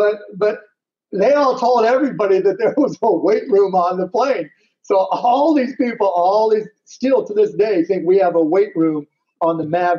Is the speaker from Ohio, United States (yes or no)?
no; Pittsburgh, Pennsylvania, United States; I grew up in Pittsburgh. I'm a big Steelers fan